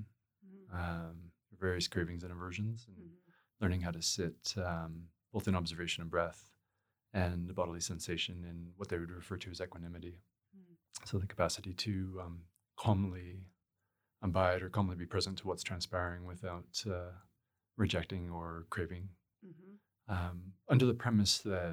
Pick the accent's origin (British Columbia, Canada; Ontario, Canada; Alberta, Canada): Alberta, Canada; Edmonton; I was still living near Edmonton. I grew up in Edmonton.